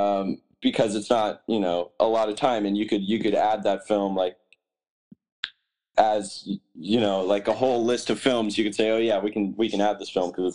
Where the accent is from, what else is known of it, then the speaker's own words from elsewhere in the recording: Branson, Missouri, United States; now in Los Angeles, United States; my hometown, Branson